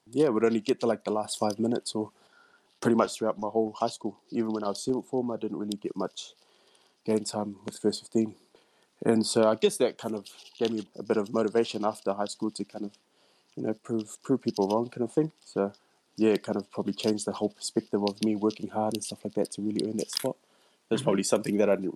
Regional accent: Lower Hutt, Wellington, New Zealand; I grew up in Taita and, yeah, just pretty much born and raised around those areas as well

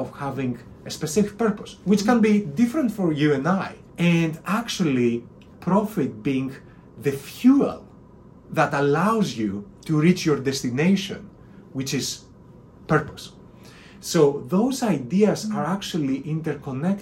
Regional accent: Athens, Attica, Greece; moved away as an adult; also born or lived in London; I grew up in Athens, Greece, which is a wonderful place.

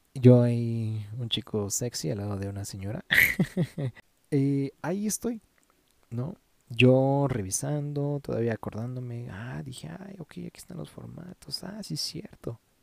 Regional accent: Mexico; somos buenos mexicanos

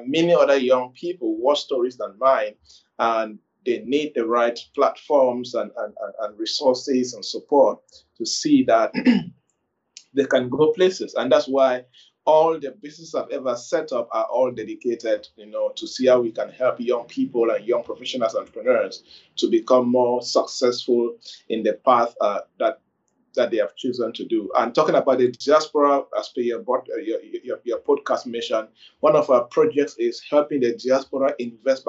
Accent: Kumbo, Northwest Region, Cameroon; also born or lived in Bamenda, Cameroon; I was born in Kumbu, the second largest town in the northwest region of Cameroon. Then I did my secondary school there and moved to Bamenda

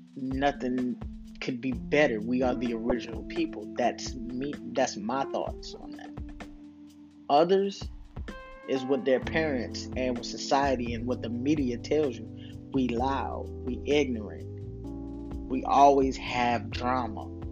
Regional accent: Camden, South Carolina, United States; also born or lived in Panama City, Florida; In my hood, in the tracks in Camden, South Carolina, we had the laundromat and Mr. Watkins Store.

